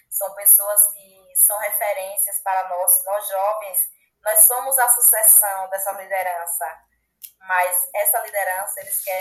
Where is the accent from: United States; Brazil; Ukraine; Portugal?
Brazil; Minas Gerais